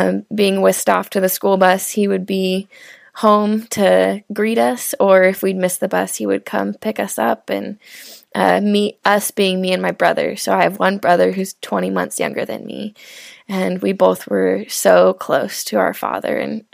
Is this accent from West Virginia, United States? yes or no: no; Seattle, Washington, United States; I grew up in Seattle, Washington